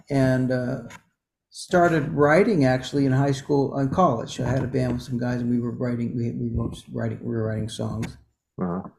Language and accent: English; San Jose, California, United States; now in Asheville, United States; I'm from San Jose, California. That's where I grew up